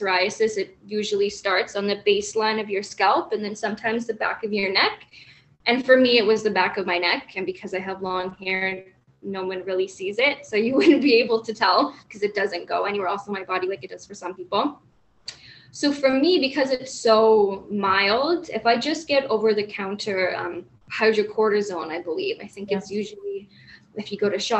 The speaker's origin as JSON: {"language": "English", "town": "Toronto", "region": "Ontario", "country": "Canada", "tie": "born or raised there", "moved": "as an adult", "lives_now": "Hamilton, Canada", "said": "I live in Hamilton, Ontario, but I grew up in Toronto"}